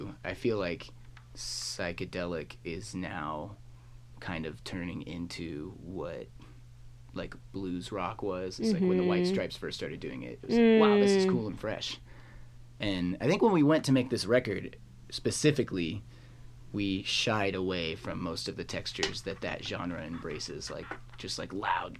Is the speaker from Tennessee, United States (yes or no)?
yes; Memphis, Tennessee, United States; Memphis, Tennessee.